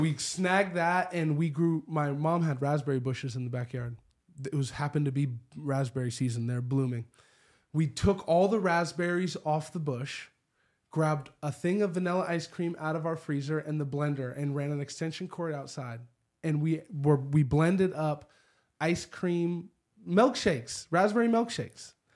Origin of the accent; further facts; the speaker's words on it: Spokane, Washington, United States; I grew up in the Perry District on eleventh and Perry, right across the street from the windmill